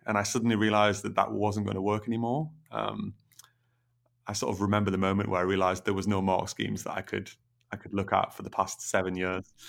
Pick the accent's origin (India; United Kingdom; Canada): United Kingdom; Middlesbrough, North East England; moved away as an adult; now in Newcastle, United Kingdom; I come from Middlesbrough originally. Um, so that's in the northeast.